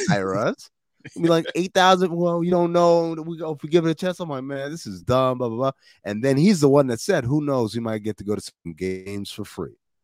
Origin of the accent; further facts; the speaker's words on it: New York, United States; moved away; I'm from New York